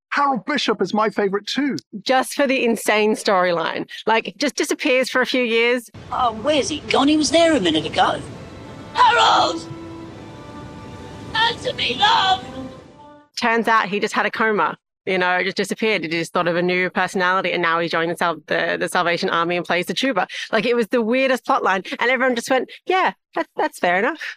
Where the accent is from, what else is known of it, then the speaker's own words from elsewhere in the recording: Sydney, New South Wales, Australia; now in Ireland; I'm also a uh, token Australian.